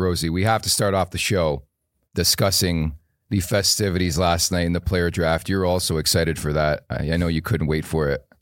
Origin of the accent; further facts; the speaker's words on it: Canada; As a Canadian